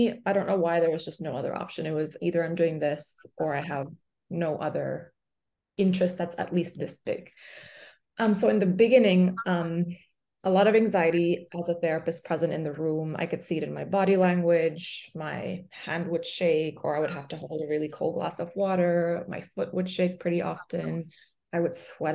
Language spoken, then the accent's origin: English; Pakistan; moved away as an adult; also born or lived in Boston, United States; now in New York, United States; I'm from Pakistan, so I went back home